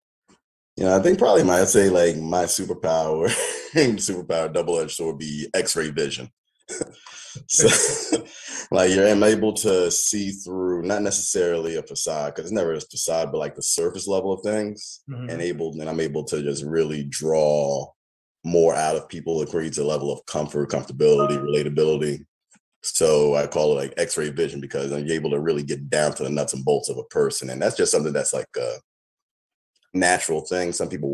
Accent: California, United States; born there; also born or lived in New York / Atlanta; now in Baltimore, United States; I'm more of a military brat, so I'm learning to like claim Baltimore now, but I was born in California.

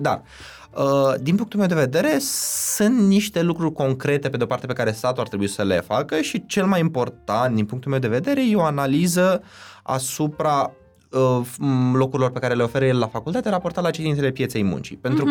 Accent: Iași, Iași County, Romania; moved away as an adult; now in Bucharest, Romania; eu sunt neloc din Iași

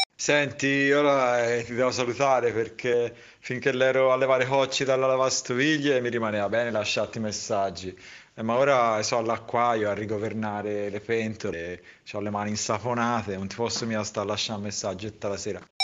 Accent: San Casciano in Val di Pesa, Tuscany, Italy; siamo di San Casciano

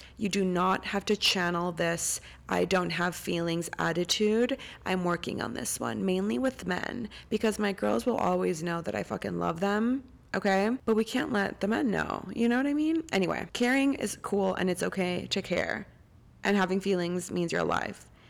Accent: Costa Rica; moved away; I'm recording from Costa Rica. I'm home right now

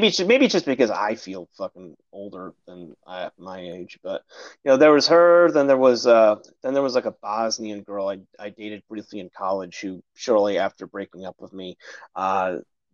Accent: Syracuse, New York, United States; I went from my hometown, Syracuse, New York, all the way to Portland, Oregon

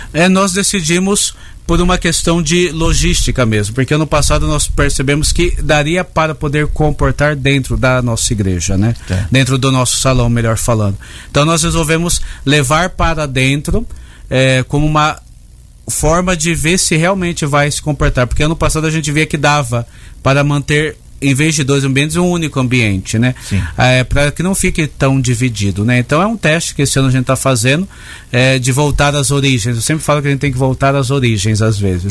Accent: Limeira, São Paulo, Brazil; moved away as an adult; also born or lived in Leme; now in Americana, Brazil; Eu sou da cidade de Limeira

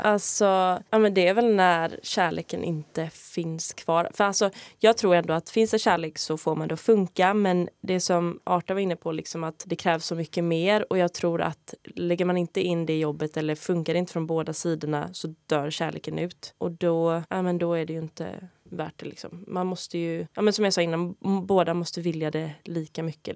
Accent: Sweden; jag är svensk

